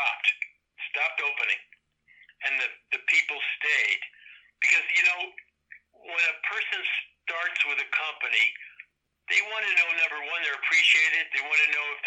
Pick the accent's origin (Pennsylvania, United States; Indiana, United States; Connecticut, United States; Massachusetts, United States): Connecticut, United States; I'm from Connecticut. I've lived here most all my life